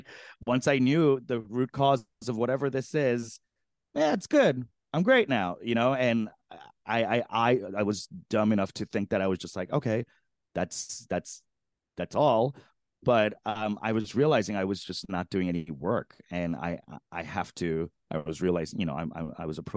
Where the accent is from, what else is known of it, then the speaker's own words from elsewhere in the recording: New York City, New York, United States; I grew up in Flushing, Queens